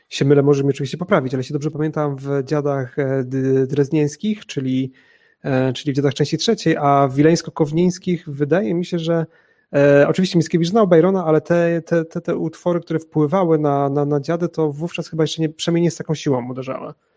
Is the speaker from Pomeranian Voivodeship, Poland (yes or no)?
yes; Chojnice, Pomeranian Voivodeship, Poland; now in Kraków, Poland; jestem także u siebie w mojej rodzinnej miejscowości w Chojnicach na Pomorzu